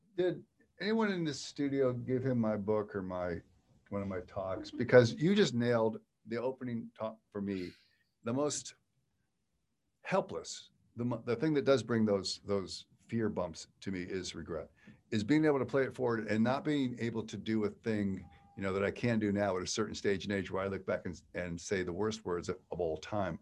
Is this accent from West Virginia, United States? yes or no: no; Western Pennsylvania, United States; I grew up in Western Pennsylvania, small town